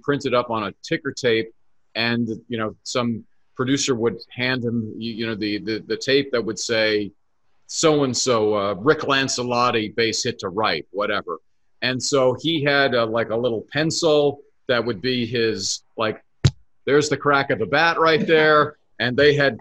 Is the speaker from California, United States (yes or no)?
no; Hawaii, United States; growing up in Hawaii